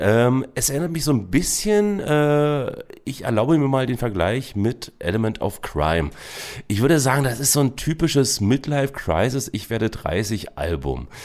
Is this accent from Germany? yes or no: yes; Berlin, Germany; Zum Beispiel bin ich auch in der Charité geboren. Zur Schule bin ich aber in Köpenick gegangen.